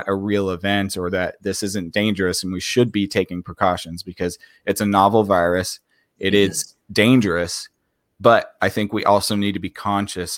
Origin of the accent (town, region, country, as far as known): United States